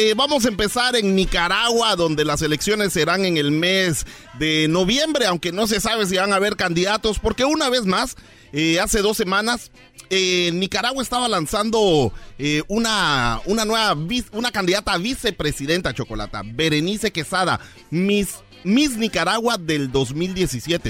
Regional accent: Honduras; mi gente de Honduras

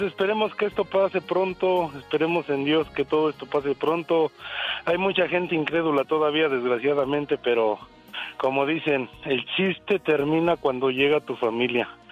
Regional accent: State of Mexico, Mexico; moved away; yo soy del Estado de México

